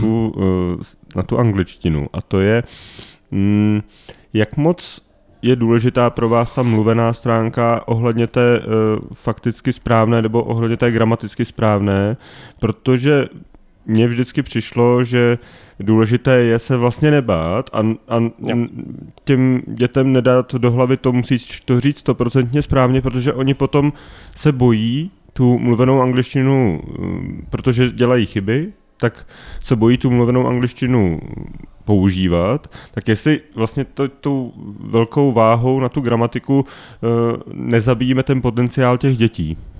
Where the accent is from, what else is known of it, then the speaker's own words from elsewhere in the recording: Czechia; já jsem byl poblíž rakouských hranic